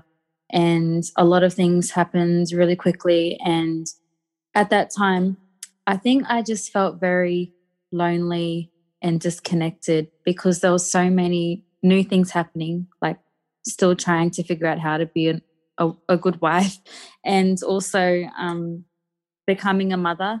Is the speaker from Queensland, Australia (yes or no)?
yes; Mackay, Queensland, Australia; moved away as an adult; also born or lived in Wellington, New Zealand; I'm a Miriam Mer and Badu woman who's been born and raised in Yui country, which is in Mackay, so about just a bit north of central Queensland